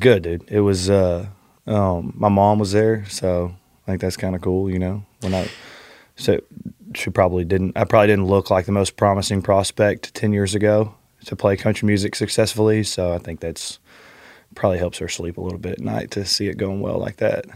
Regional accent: north of Houston, Southeast Texas, United States; also born or lived in Austin, Texas; I grew up in Southeast Texas, just north of Houston, um, and then I lived in Austin

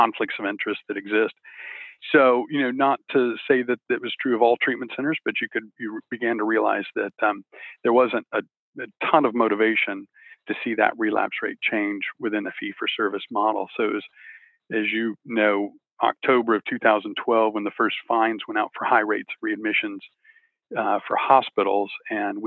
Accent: Texas, United States; I'm from Texas.

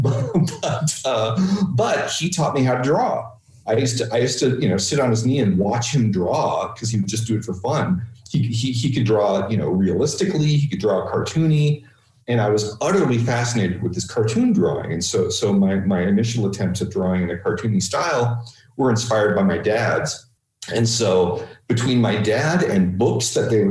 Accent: Palo Alto, California, United States; also born or lived in San Francisco / Sausalito; we moved down to Palo Alto, which is about 45 minutes south of San Francisco. And that's where I primarily grew up. That's really what I consider my hometown.

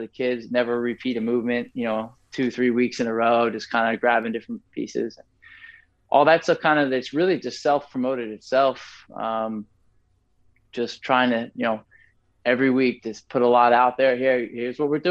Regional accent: Franklin, New Jersey, United States; I'm from Franklin. I grew up here. I went to high school here.

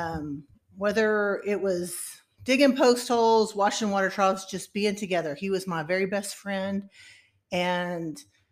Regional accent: Uvalde, Texas, United States; I grew up in Uvalde, and I went to college at Texas A&M

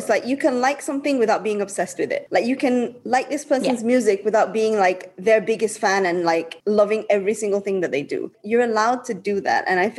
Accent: Birmingham, West Midlands, United Kingdom; now in Malaysia; I'm from England. It doesn't happen as much anymore, but like one of the first questions people used to ask me was like, oh, England where? And I said, oh, I'm from Birmingham.

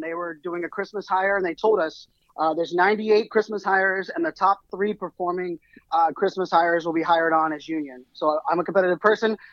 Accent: Pittsburgh, Pennsylvania, United States; moved away; I grew up in Pittsburgh, Pennsylvania, and you know, uh, even some of my family that are still there, they've never left the city or the state

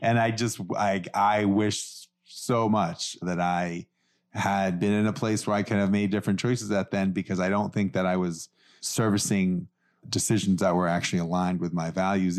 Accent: New York City, New York, United States; I grew up in New York City

